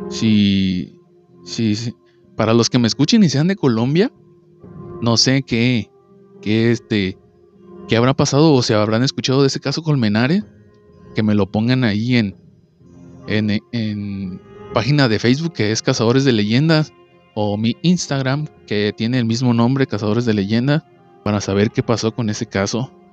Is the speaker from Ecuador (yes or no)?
no; Mexico; todos los que somos de México